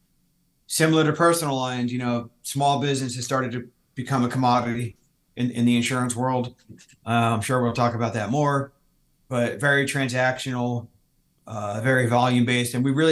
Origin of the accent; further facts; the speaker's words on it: New Jersey, United States; moved away as an adult; also born or lived in Maryland; now in San Diego, United States; I'm from the Northeast. I grew up in Jersey